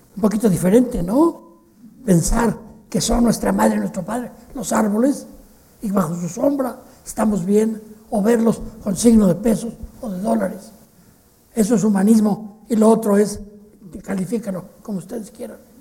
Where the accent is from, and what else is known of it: Mexico